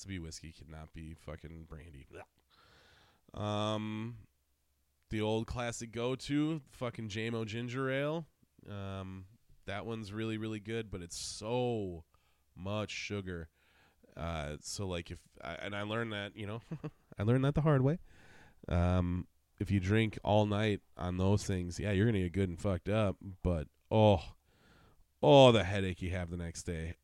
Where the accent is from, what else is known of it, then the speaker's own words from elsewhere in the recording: Wisconsin, United States; I'm from Wisconsin